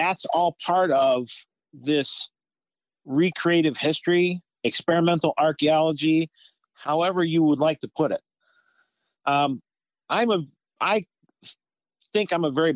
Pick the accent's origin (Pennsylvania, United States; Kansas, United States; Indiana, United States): Pennsylvania, United States; Meadville; also born or lived in Philadelphia, Pennsylvania; now in Chautauqua County, New York, United States; we ended back up in the Meadville area